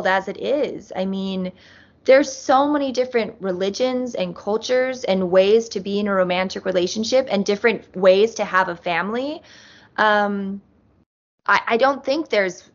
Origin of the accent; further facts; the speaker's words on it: Utah, United States; we grew up in Utah